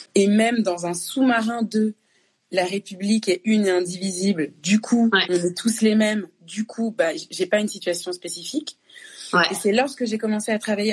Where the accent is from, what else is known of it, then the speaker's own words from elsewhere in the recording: France; also born or lived in Congo; je suis née au Congo je suis arrivée en France à deux ans le fait que je sois née au Congo que j'ai grandi en France